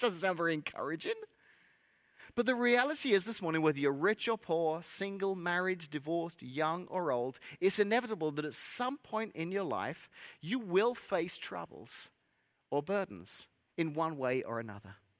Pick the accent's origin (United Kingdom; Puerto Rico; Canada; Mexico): United Kingdom; England; accent: English; moved away as an adult; also born or lived in Central Illinois; now in Illinois, United States; I'm from England, and I moved here, uh, many, many years ago